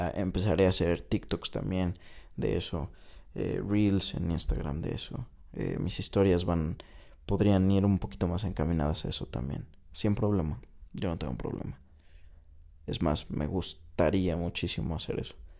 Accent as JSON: {"language": "Spanish", "country": "Mexico", "also_born_or_lived": "China", "moved": "as an adult", "said": "llegué a México, un lugar que... Eh, de cierta manera desconozco, aunque es mi país, porque estuve fuera seis años"}